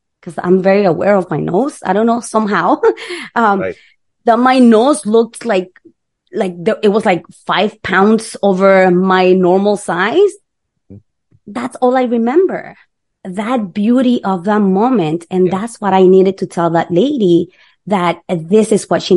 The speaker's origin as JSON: {"language": "English", "country": "Nicaragua", "moved": "yes", "said": "We're from Nicaragua."}